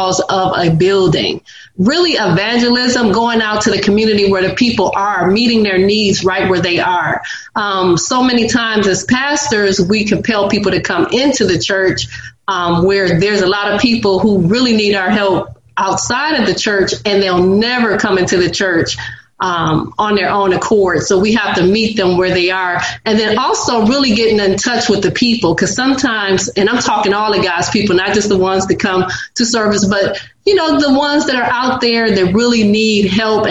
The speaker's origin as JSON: {"language": "English", "town": "Detroit", "region": "Michigan", "country": "United States", "moved": "as an adult", "lives_now": "Nashville, United States", "said": "originally I'm from Detroit, Michigan"}